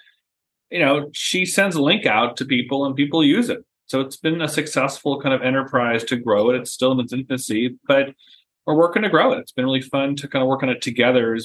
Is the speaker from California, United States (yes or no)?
yes; San Diego, California, United States; moved away as an adult; now in Savannah, United States; I'm from San Diego, and San Diego touches the literal border of Tijuana and Chula Vista and San Ysidro